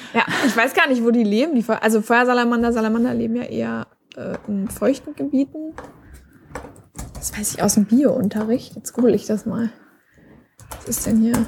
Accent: Germany; bei uns in Deutschland

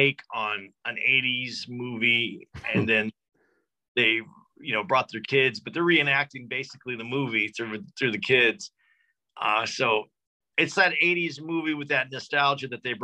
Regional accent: Tucson, Arizona, United States; moved away; When I was growing up, I grew up in Tucson, Arizona, small city

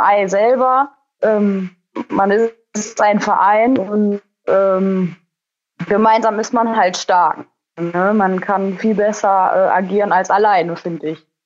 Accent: Kalkar, North Rhine-Westphalia, Germany; ich bin 26 Jahre alt, komme aus Kalka, das liegt am Niederrhein. Wir haben einen äh, landwirtschaftlichen Legehennenbetrieb

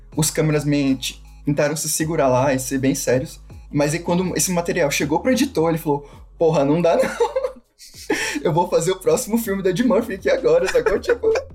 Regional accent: Brazil; eu nasci no Brasil

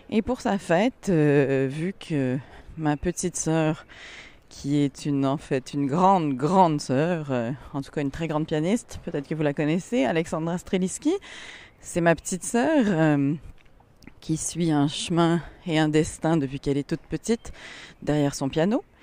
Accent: Paris, Île-de-France, France; je suis moitié française, donc j'ai habité à Paris quand j'étais petite.

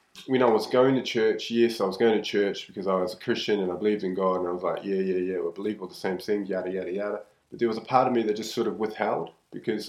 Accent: New Zealand; I'm from New Zealand

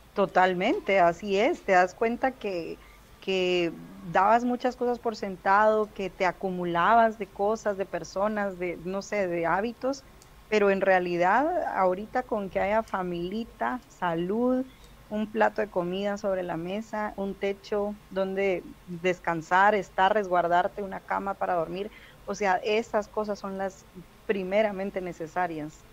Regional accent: Guatemala City, Guatemala Department, Guatemala; yo nací en Ciudad de Guatemala, toda mi vida de vivir ahí

